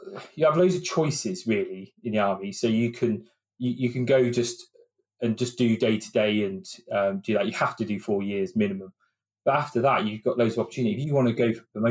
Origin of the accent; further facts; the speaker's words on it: Oxford, South East England, United Kingdom; moved away as an adult; now in Milton Keynes, United Kingdom; I'm not originally from here. I'm originally from Oxford.